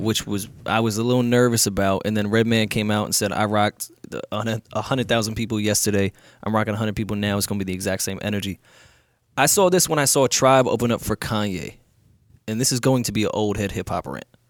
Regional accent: New York, United States; I'm a New Yorker

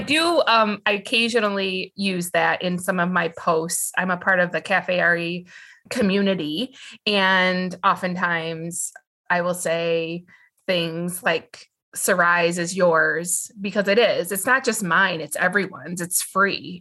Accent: West Michigan, United States; I was born and raised and live in West Michigan

